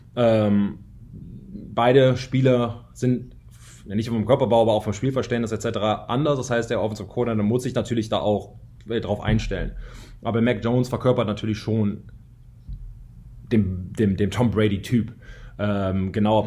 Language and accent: German; Germany; moved away as an adult; also born or lived in United States; als Deutscher